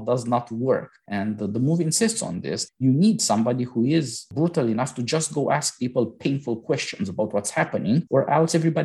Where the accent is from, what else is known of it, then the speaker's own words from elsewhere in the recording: Romania; I was born in Romania